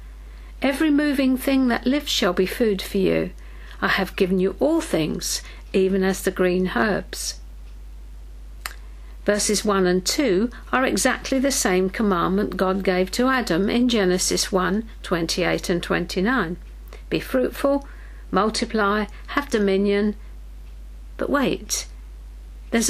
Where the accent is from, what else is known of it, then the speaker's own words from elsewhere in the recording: United Kingdom; we in Britain